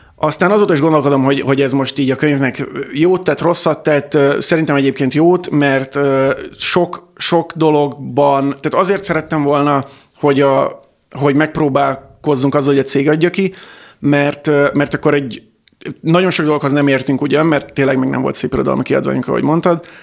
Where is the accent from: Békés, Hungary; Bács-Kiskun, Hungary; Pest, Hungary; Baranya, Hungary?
Bács-Kiskun, Hungary; Kecskemét; én Kecskeméten születtem, és ott is nőttem fel